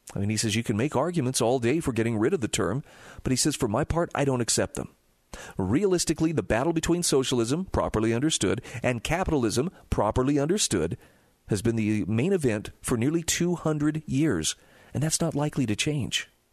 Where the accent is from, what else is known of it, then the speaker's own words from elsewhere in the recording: Utah, United States; my home state of Utah